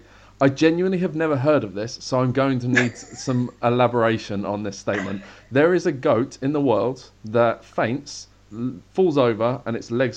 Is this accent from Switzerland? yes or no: no; United Kingdom; as a British person myself